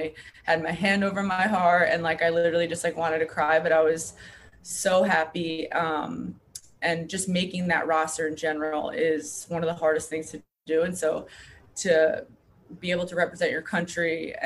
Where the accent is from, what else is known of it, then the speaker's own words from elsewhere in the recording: Long Island, New York, United States; I'm from Long Island